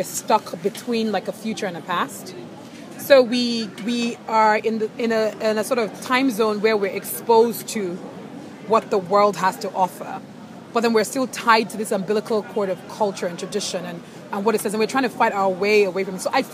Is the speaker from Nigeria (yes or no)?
yes; Nigeria; as a Nigerian woman